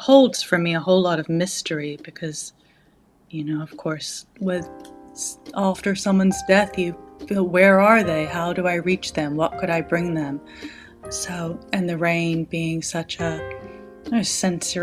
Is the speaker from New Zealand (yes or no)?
yes; Auckland, New Zealand; I grew up in Auckland, which is a very rainy place.